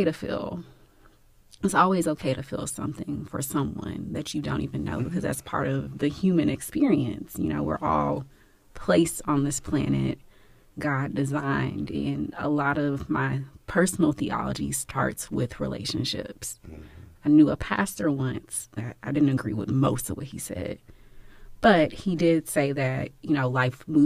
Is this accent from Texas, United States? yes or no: yes; Houston, Texas, United States; I'm from Houston